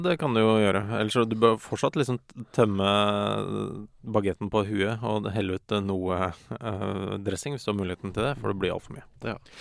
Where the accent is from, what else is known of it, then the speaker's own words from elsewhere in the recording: Ski, Akershus, Norway; Jeg er fra Ski kommune